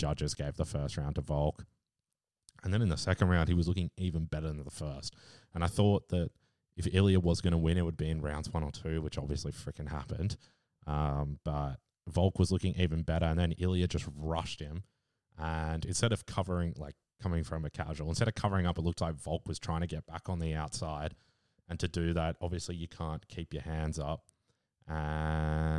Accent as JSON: {"language": "English", "country": "Australia", "said": "As an Aussie"}